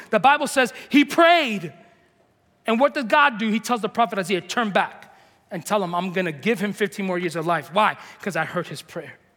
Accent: New York, United States; moved away; we're from New York

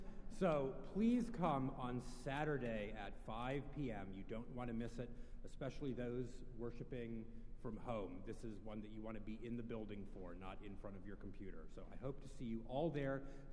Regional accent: Evanston, Illinois, United States; growing up in Evanston.

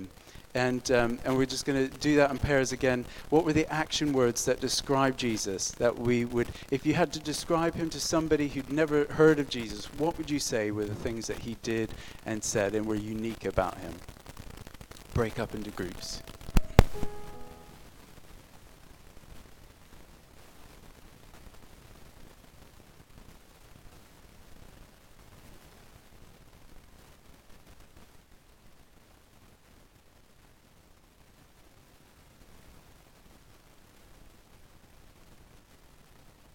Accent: United States; I'm American

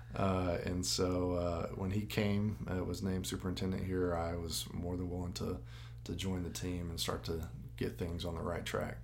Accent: Jackson, Tennessee, United States; I grew up in the system, attended schools in Jackson all the way up

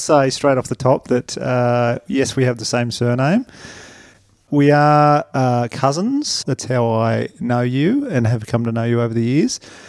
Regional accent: New South Wales, Australia; I grew up in New South Wales

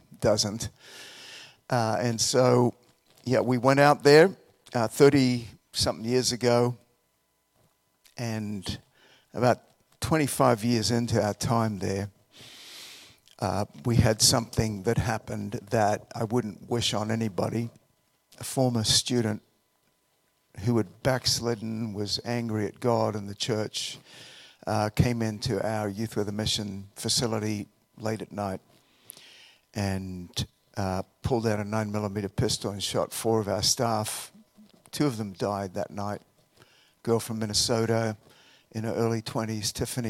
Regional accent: Australia; moved away as an adult; also born or lived in Colorado; now in United States; I'm from Australia originally. I came over here to finish some of my undergraduate studies.

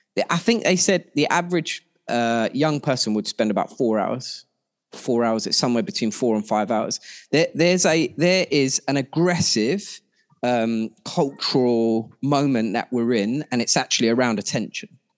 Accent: Ilford, London, United Kingdom; I grew up in Ilford

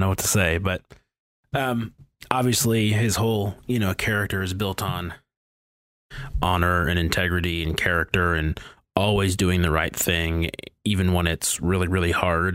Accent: Detroit, Michigan, United States; growing up in the Detroit area

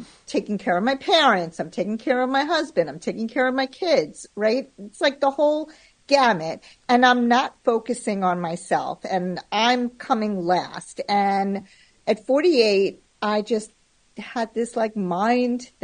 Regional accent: Merrick, New York, United States; I grew up on Long Island

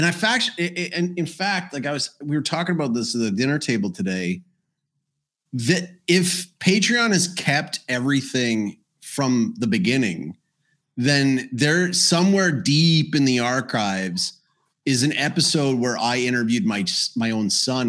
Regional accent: Canada; My respect to the as a Canadian, extra respect to truckers.

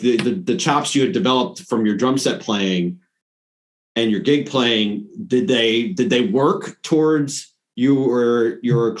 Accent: Long Island, New York, United States; I grew up on Long Island, New York

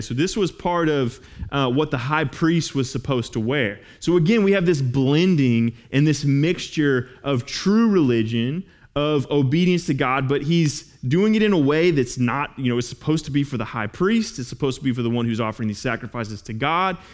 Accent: Los Angeles, California, United States; moved away; we'd actually just moved back to uh, my hometown in L

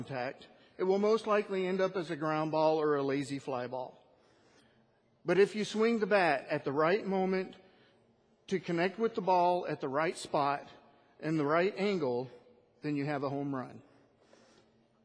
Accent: Northern California, United States; moved away as an adult; my family and I moved to this area from Northern California, a place where I was born and lived all my life

